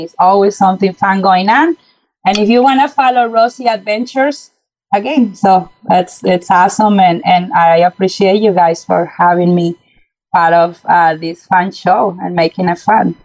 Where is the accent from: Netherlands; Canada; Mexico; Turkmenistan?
Mexico; moved away as an adult; now in United States; moving to uh, to the U.S. back in 2006. You know, uh, growing up in Mexico